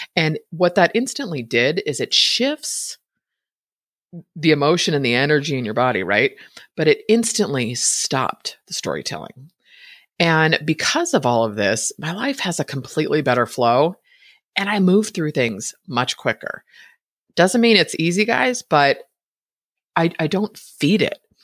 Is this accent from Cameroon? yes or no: no; Bay Area, Northern California, United States; born or raised there